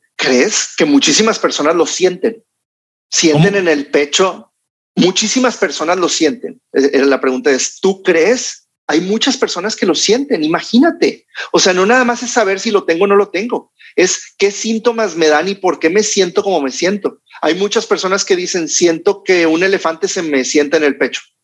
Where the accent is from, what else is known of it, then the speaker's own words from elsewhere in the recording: Mexico; como buenos mexicanos, latinos